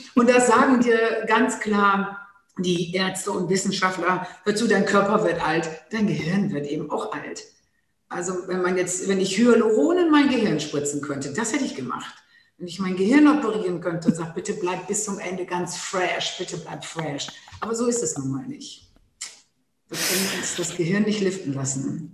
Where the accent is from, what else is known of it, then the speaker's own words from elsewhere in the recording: Low German-speaking northern Germany, Germany; accent: Plattdeutsch; first language Low German; German is a second language; ich selber so plattdeutsch aufgewachsen bin